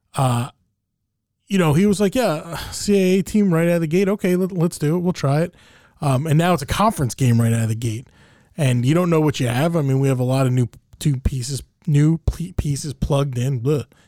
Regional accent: New Jersey, United States; growing up in Jersey

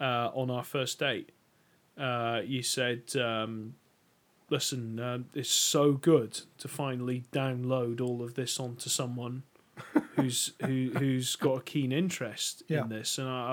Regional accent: Elgin, Scotland, United Kingdom; I'm not actually from Glasgow. You can probably tell by the accent. I come from the northeast of Scotland. I come from Elgin.

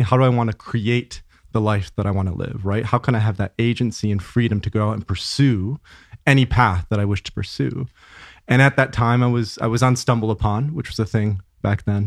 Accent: Grand Rapids, Michigan, United States; I grew up in, uh, West Michigan. So Grand Rapids, small city, two hundred thousand people, suburb of Grand Rapids.

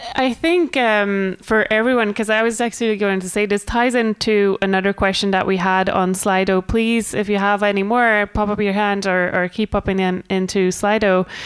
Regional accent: Scotland, United Kingdom; I'm Scottish

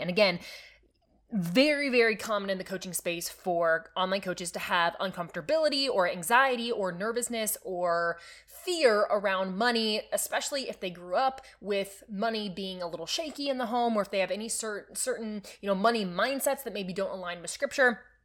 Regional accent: Nebraska, United States; I am from Nebraska

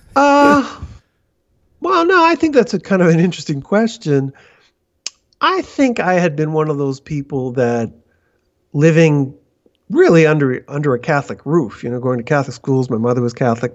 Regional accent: Canada; moved away as an adult; also born or lived in Toronto / Vancouver; now in São Paulo, Brazil; I'm Canadian

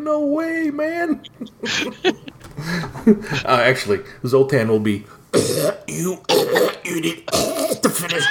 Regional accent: United States; I'm American.

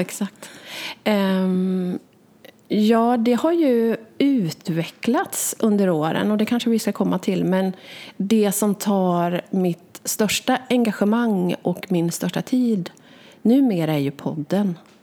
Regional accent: Västergötland, Västra Götaland, Sweden; jag är en västgöte

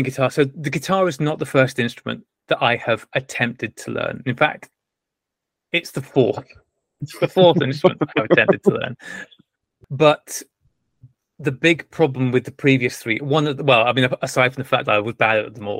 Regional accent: North Wales, United Kingdom; I wasn't born and bred in Wales. I was just bred in Wales.

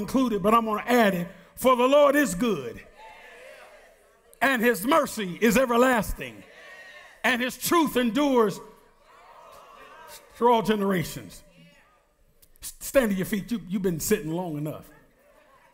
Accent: United States; I was born in the United States of America

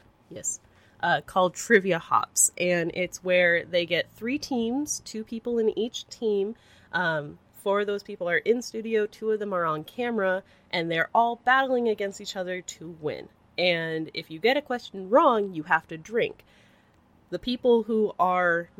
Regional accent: San Jose, California, United States; also born or lived in San Diego, California; I was born and raised in San Jose, California, which is Silicon Valley

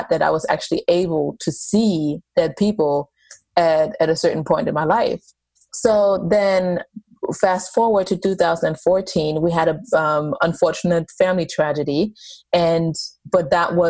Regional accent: Germany; moved away; I grew up in Germany and I was, a Catholic family

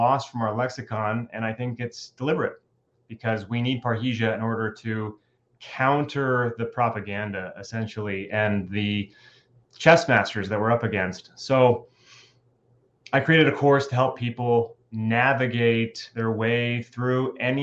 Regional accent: Southern California, United States; moved away as an adult; also born or lived in Bay Area, California; now in North Idaho, United States; I'm a Californian and I spent most of my life in Southern California, but I also lived in the Bay Area for a bit.

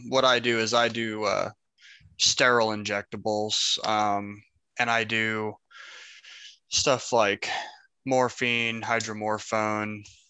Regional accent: McPherson, Kansas, United States; I am from McPherson, Kansas.

